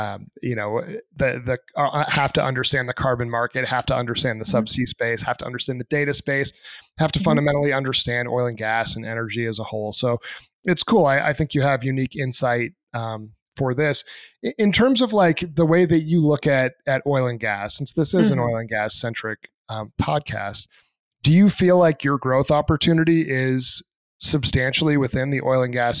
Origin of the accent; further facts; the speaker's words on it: Plymouth, New Hampshire, United States; I grew up in Plymouth, New Hampshire